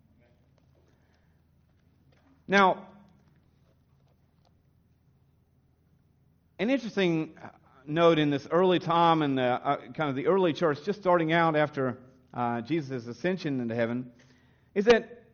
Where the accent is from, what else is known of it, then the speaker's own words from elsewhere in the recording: the South, United States; now in Australia; as I grew up in the South kind of tradition, the Bible Belt tradition of America.